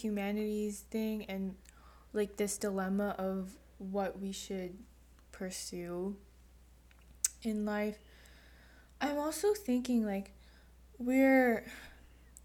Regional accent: United States

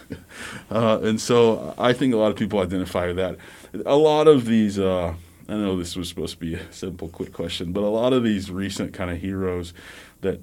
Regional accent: the Gulf Coast, the South, United States; also born or lived in Midwest; now in Missouri, United States; I am from the South, the Gulf Coast, originally

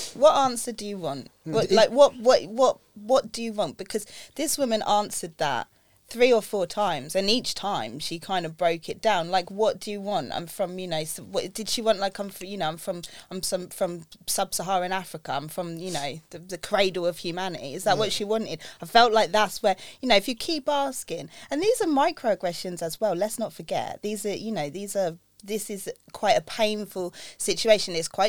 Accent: United Kingdom; we all are British, like, yeah. Right? We were all born here.

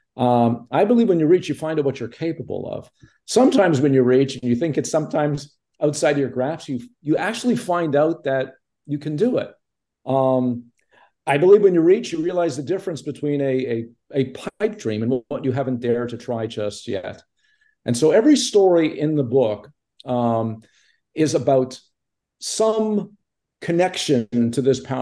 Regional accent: Montreal, Quebec, Canada; moved away; also born or lived in Toronto; I grew up in Montreal

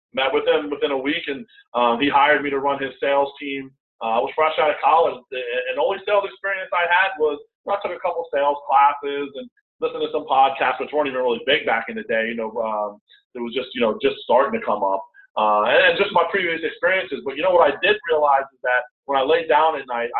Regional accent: New York, United States; I'm from New York

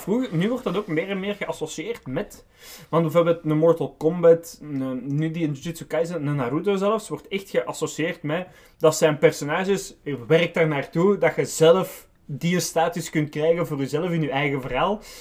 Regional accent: Belgium; wij als Belgen

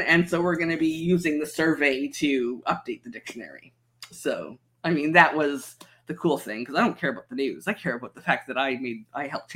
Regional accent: Canada

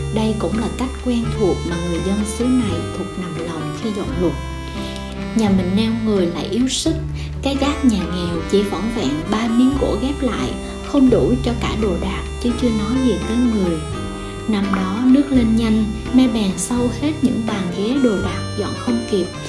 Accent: Vietnam; Quê mình là một vùng đất trung du nghèo

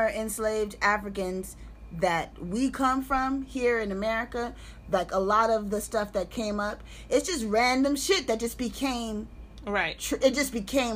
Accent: the San Fernando Valley, California, United States; also born or lived in La Puente, California; now in Los Angeles, United States; I'm from the Valley. I am not from Los Angeles

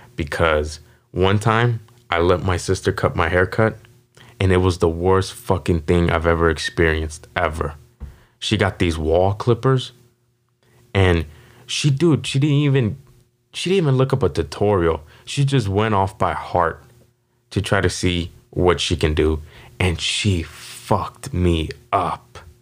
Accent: Las Vegas, Nevada, United States; was born and raised here in Las Vegas

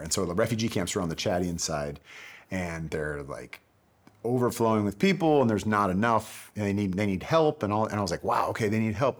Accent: Bay Area, California, United States; moved away as an adult; also born or lived in San Diego / Los Angeles; I grew up in the Bay Area

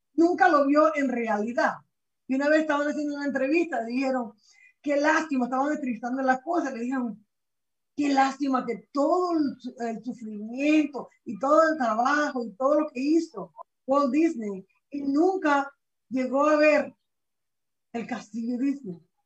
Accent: Venezuela; moved away as an adult; now in United States; yo soy de Venezuela, como comentaste, ¿verdad? Yo llegué a este país cuando tenía 20 años

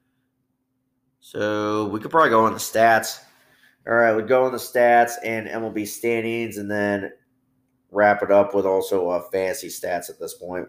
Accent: Bloomington, Illinois, United States; a doubleheader against my hometown's Christian University, Illinois Wesleyan. So, yeah, so that's in my hometown

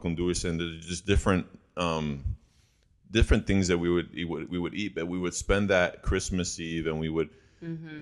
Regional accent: Chicago, Illinois, United States; I didn't live or grow up in Puerto Rico, and so um, I grew up in Chicago

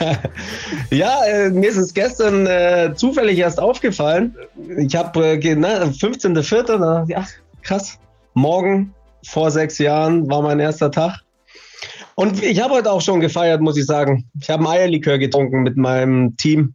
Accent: Allgäu, Bavaria, Germany; moved away; ich bin gebürtiger Allgäuer.

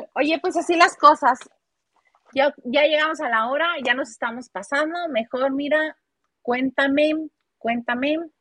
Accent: Baja California, Mexico; moved away; also born or lived in Mexico City; yo soy de Baja California y pues cruzaba hasta por la leche

